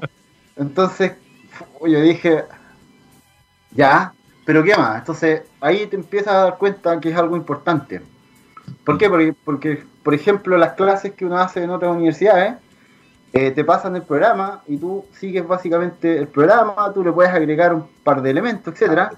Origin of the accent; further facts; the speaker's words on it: southern Chile, Chile; also born or lived in Trento, Italy; nosotros somos de acá del sur, somos chilenos